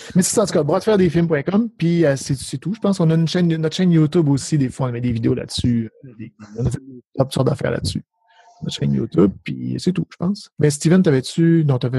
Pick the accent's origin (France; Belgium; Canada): Canada; Saguenay, Quebec; now in Ontario, Canada; je viens en Ontario, je viens du Saguenay, mais je, viens en Ontario